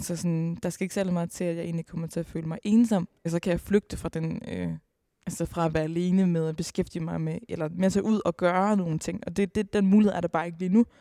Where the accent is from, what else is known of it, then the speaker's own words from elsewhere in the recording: Aalborg, North Denmark Region, Denmark; Jeg er selv fra Aalborg